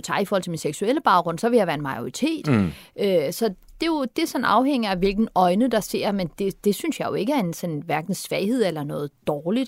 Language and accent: Danish; Turkey; also born or lived in Vesterbro, Copenhagen, Denmark; now in Denmark; jeg er fra Tyrkiet